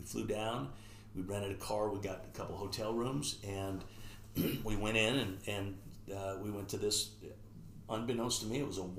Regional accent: Bothell, Washington, United States; I'm from Bothell. He goes, oh, you're the one from Washington.

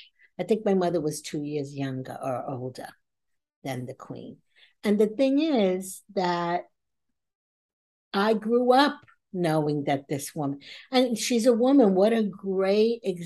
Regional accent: United States

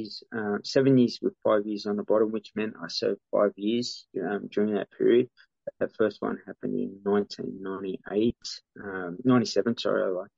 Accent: Sydney, New South Wales, Australia; my DNA growing up in Redfern

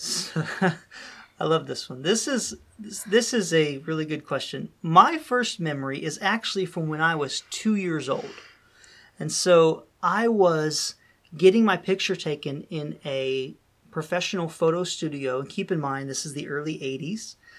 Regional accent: Dayton, Ohio, United States; moved away; we would all come back to, uh, my hometown, which was Dayton, Ohio

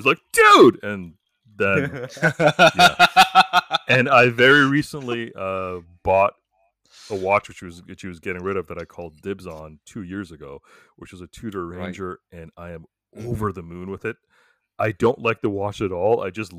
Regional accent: Canada

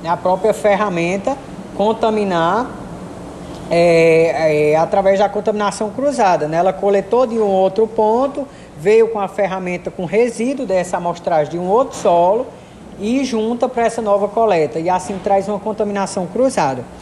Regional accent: Juazeiro do Norte, Ceará, Brazil; né? Eu sou residente aqui de Juazeiro do Norte, minha cidade natal.

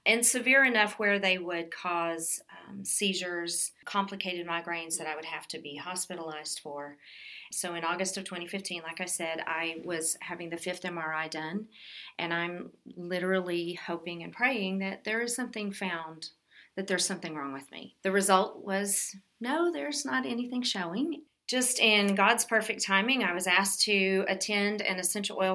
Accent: Dallas, Texas, United States; also born or lived in Killeen, Texas; now in Burnet, United States; I am a born and raised Texas girl. I grew up in the Dallas-Fort Worth area

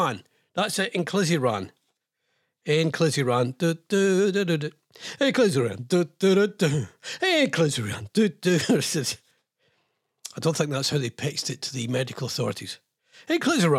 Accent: Scotland, United Kingdom; I'm Scottish.

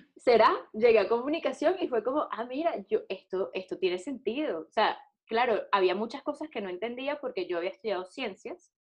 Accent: Venezuela; moved away; also born or lived in Colombia; soy una mujer, soy venezolana

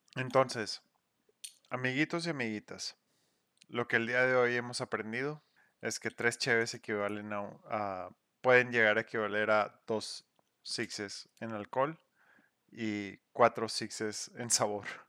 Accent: Mexico; Somos mexicanos haciendo cerveza mexicana

